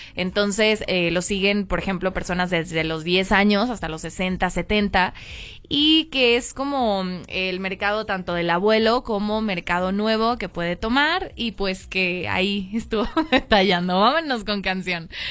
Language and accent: Spanish; Mexico; nosotros como mexicanos